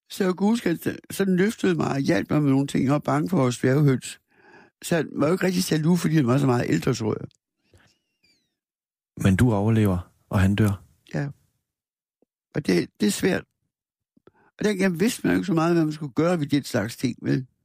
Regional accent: Aarhus, Central Denmark Region, Denmark; also born or lived in Askov, Denmark; Det var sådan et hjem i Aarhus, hvor der kom mange kunstnere.

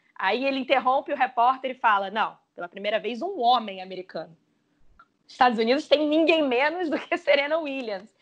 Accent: Brazil; a gente como brasileiro

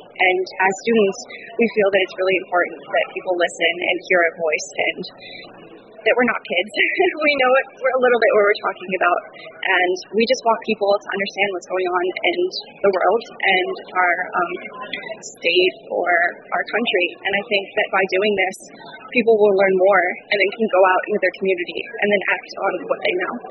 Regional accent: Brentwood, New Hampshire, United States; I'm from Brentwood, New Hampshire, and I am a senior at Exeter High School.

